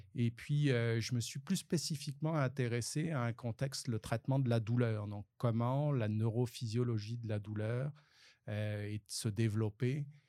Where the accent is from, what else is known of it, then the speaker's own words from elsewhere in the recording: France; accent: French; moved away as an adult; now in Sherbrooke, Canada; j'ai encore un accent français